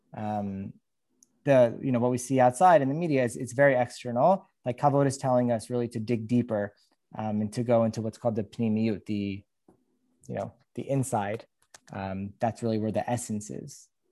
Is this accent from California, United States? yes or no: yes; Los Angeles, California, United States; I'm from Los Angeles